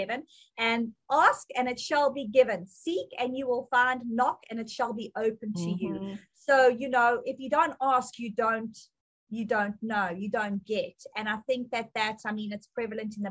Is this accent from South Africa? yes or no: yes; South Africa; accent: South African; moved away as an adult; now in United States; I came from South Africa